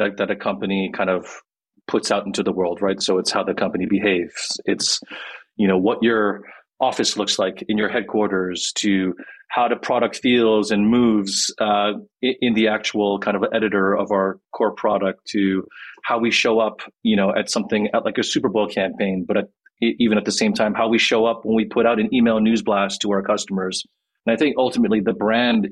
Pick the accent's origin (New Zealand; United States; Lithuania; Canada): Canada; Quebec; I'm from Quebec in Canada. So I'm like a French Canadian Korean.